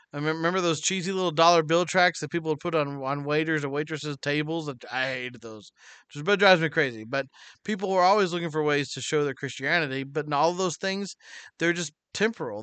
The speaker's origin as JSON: {"language": "English", "country": "United States", "tie": "born or raised there", "said": "God blessed me to be born in America"}